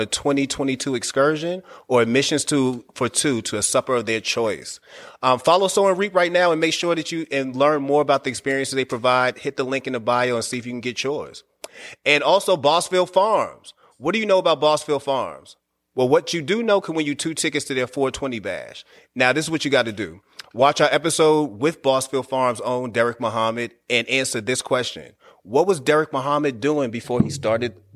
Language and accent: English; Boston, Massachusetts, United States; I grew up around nothing but Haitians in Boston